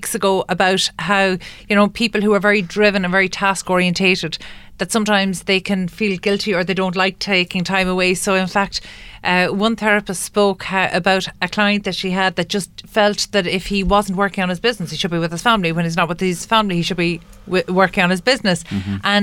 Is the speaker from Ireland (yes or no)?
yes; Ireland; As Irish people